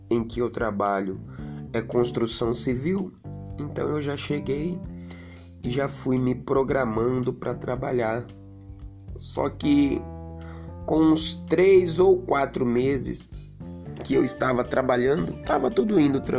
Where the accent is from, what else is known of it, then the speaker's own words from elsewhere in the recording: Leme, São Paulo, Brazil; also born or lived in Brasília; Eu residia em Brasília, morava em Brasília, sou daqui de Leme, mas atualmente estava morando em Brasília, Distrito Federal, na cidade de Santa Maria, 20 minutos de Brasília.